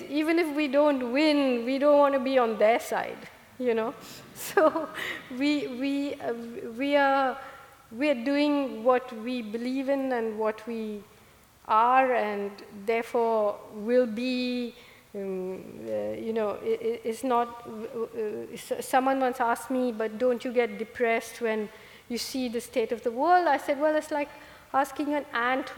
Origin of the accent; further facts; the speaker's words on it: Kerala, India; moved away; I grew up in Kerala, where the God of Small Things is set